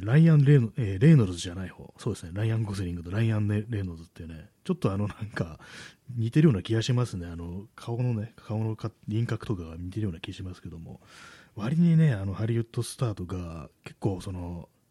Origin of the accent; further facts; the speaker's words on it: Tokyo, Japan; 私も東京の人間でね、まだずっと東京にいるんでね